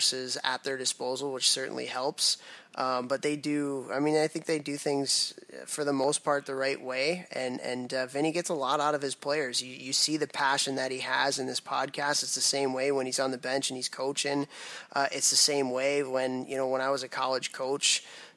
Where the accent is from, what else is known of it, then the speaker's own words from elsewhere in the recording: Chicago, Illinois, United States; moved away; Chicago's my hometown